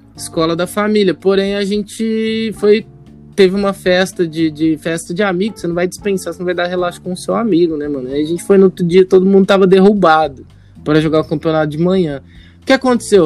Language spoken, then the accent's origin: Portuguese; São Paulo, Brazil; a gente é do estado de São Paulo